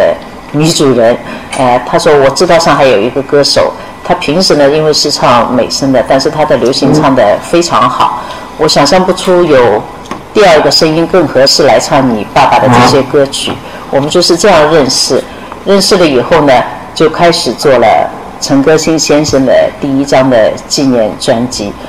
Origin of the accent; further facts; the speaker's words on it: Wuxi, Jiangsu, China; born there; 我的爸爸是苏州人，所以我的籍贯一直写的是苏州，但我出生在无锡，所以一一一半苏州，一半无锡，哎，是这样的。